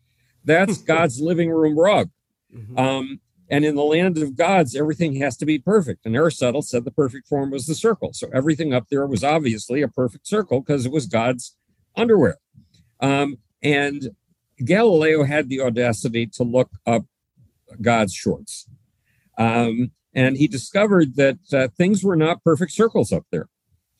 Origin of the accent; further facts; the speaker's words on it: Buffalo, New York, United States; Buffalo, New York, my hometown